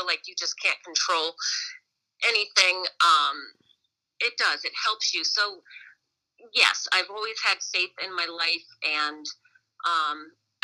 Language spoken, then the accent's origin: English; Ravenna, United States; I'm from Ravenna, and always had a very supportive family in Ravenna